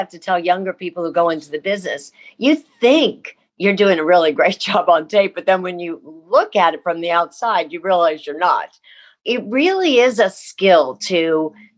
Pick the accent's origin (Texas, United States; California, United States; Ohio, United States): Ohio, United States; Columbus; moved away; I grew up in Columbus, Ohio